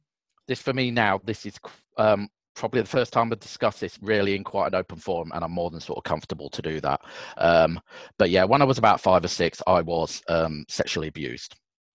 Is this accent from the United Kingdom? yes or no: yes; Yorkshire and the Humber, United Kingdom; also born or lived in Scarborough; So I grew up, I was originally born in Scarborough, North Yorkshire, grew up around sort of the Bradford, Doncaster area.